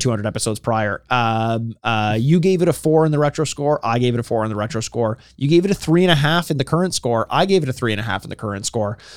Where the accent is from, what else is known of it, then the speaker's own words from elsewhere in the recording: Canada; we're Canadian